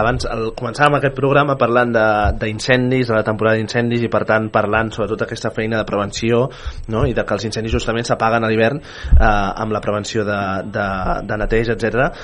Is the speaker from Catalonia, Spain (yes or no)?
yes; Viladecavalls, Catalonia, Spain; jo sóc de Vila de Cavall